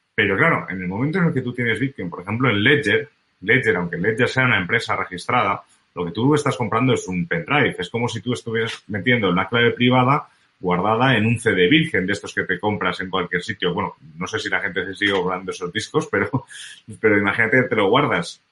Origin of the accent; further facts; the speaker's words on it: Spain; como buen español